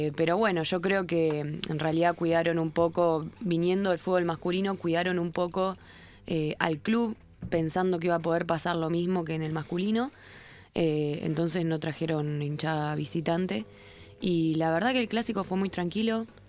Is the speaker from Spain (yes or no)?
no; Rosario, Santa Fe, Argentina; now in Buenos Aires, Argentina; yo vengo de Rosario